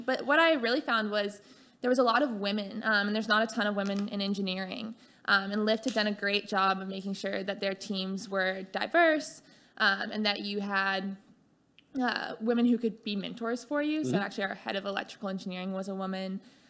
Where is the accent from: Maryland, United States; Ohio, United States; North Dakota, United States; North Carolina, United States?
North Carolina, United States; Charlotte; moved away as an adult; also born or lived in Atlanta, Georgia / California; I grew up in Charlotte, North Carolina, and then went to Georgia Tech. Studied mechanical engineering and computer science and loved Atlanta, loved Georgia Tech, and ended up moving to California after college.